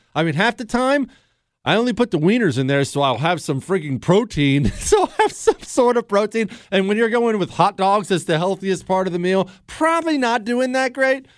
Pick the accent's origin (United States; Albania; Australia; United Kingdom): United States; Montana; now in Texas, United States; I grew up in Montana.